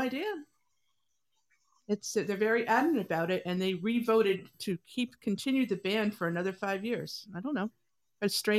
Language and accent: English; New York, United States; we're from New York.